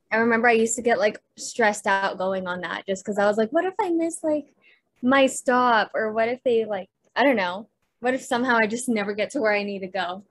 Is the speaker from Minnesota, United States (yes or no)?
no; Clovis, California, United States; moved away as an adult; now in Los Angeles, United States; I was born in Clovis, California.